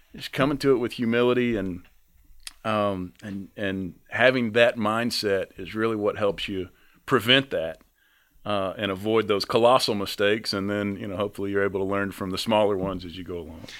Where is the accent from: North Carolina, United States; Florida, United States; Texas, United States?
North Carolina, United States; I'm from North Carolina